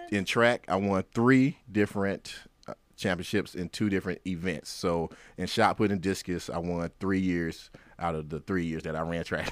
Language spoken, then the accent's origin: English; Rocky Mount, North Carolina, United States; Born and raised in Rocky Mountain, North Carolina, barbecue capital of the world